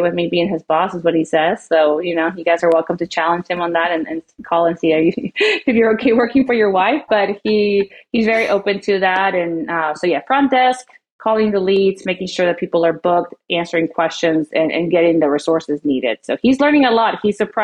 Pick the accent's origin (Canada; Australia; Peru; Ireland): Peru; also born or lived in Oklahoma City, United States; now in Flower Mound, United States; we come from Peru. We're from South America.